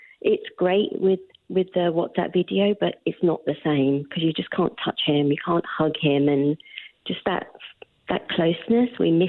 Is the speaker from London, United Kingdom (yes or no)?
yes; London, United Kingdom; moved away as an adult; now in Oakville, Canada